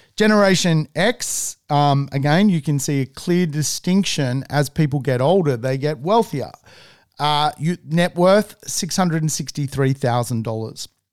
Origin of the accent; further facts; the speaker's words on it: Sydney, New South Wales, Australia; I've lived in Sydney for all my entire life